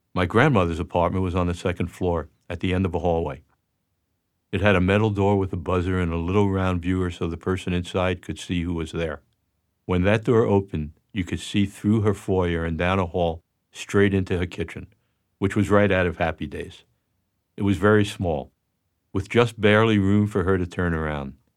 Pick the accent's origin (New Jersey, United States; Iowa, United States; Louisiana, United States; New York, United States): New York, United States; I was born on October eighteenth, nineteen forty-five in Jackson Heights, Queens. We lived in an apartment there until I was in the third grade.